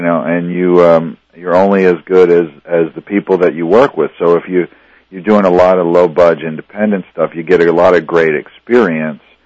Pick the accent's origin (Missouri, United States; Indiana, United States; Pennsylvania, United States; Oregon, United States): Pennsylvania, United States; Reading; now in Los Angeles, United States; I'm from Reading, Pennsylvania, and uh, you know I grew up in this, you know, not in an in inner city, you know, our city was like 200,000 people